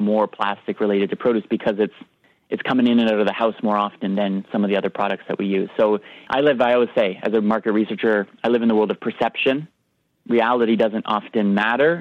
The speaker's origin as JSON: {"language": "English", "country": "Canada", "said": "we're Canadian"}